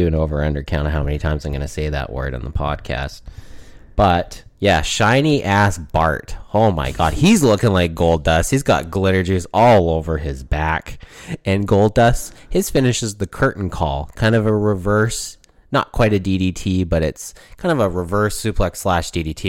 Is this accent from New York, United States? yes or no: no; Oklahoma, United States; Because I'm from Oklahoma, King.